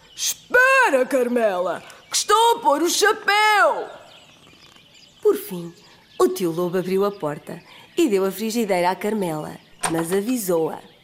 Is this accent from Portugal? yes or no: yes; Aveiro, Centro, Portugal; sou de Aveiro